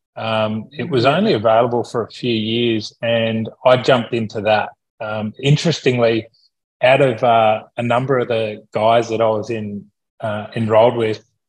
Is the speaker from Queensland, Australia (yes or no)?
no; Sydney, New South Wales, Australia; also born or lived in Taralga, New South Wales; now in Gold Coast, Australia; I grew up mostly in Sydney